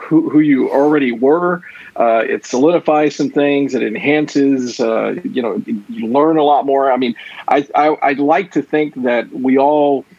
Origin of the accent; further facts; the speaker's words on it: Houston, Texas, United States; I'm a native Houstonian.